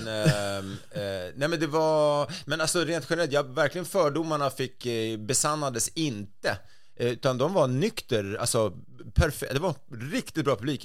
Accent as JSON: {"language": "Swedish", "town": "Stockholm", "region": "Stockholm County", "country": "Sweden", "said": "jag var stockholmare"}